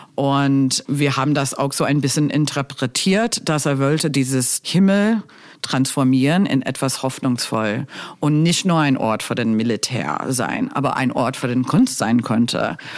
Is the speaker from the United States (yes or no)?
yes; United States; German is a second language; moved away as an adult; also born or lived in Berlin; ich komme aus den U S